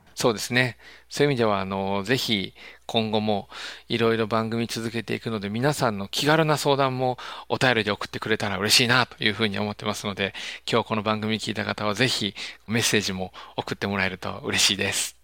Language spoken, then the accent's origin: Japanese; Kansai, Japan; 関西人なんで